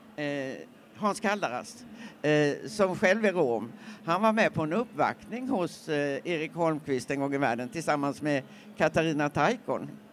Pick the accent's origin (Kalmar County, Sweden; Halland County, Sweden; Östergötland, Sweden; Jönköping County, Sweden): Jönköping County, Sweden; Nässjö; när jag växte upp i Nässjö